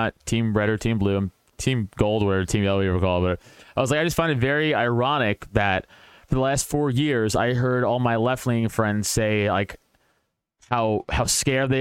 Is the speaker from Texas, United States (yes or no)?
no; New York City, New York, United States; I'm from Staten Island, from a decent middle-class part of Staten Island.